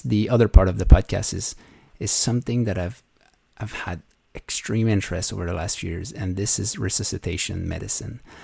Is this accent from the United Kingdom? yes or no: no; Canada; moved away as an adult; now in Iceland; I'm a Canadian emergency physician who's now relocated in beautiful Iceland